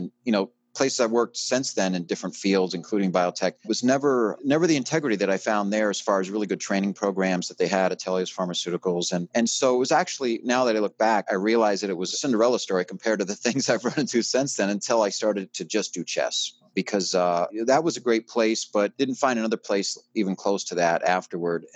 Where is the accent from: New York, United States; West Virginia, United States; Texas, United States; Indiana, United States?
New York, United States; Middletown; moved away as an adult; I grew up in Middletown, New York. Parents moved there when I was about 3 months old, and I was there till I was 18 years old